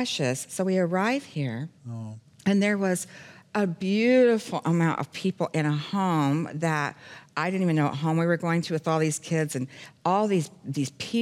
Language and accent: English; Phoenix, Arizona, United States; moved away as an adult; also born or lived in Los Angeles, California / Charlotte, North Carolina / Florida panhandle / Branson, Missouri; I'm born and raised in Phoenix, Arizona